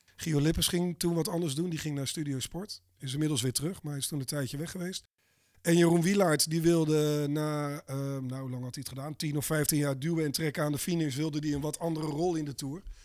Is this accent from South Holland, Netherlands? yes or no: yes; Abbenbroek, South Holland, Netherlands; ik ben opgegroeid in Abbenbroek